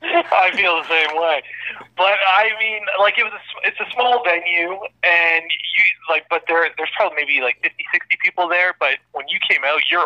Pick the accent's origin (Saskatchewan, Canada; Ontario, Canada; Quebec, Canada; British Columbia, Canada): Ontario, Canada; Toronto; moved away as an adult; also born or lived in Manitoba / Vancouver; I am from Toronto. I went to the University of Manitoba.